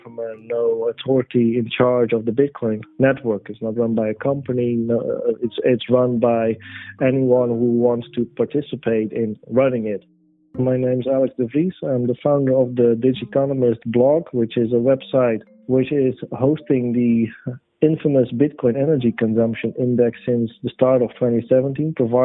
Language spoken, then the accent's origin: English; Netherlands; my home country, the Netherlands